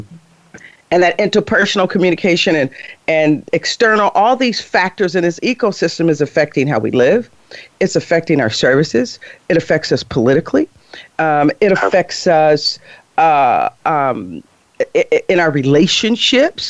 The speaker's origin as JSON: {"language": "English", "town": "Chicago", "region": "Illinois", "country": "United States", "said": "I'm from Chicago. I put an S on everything."}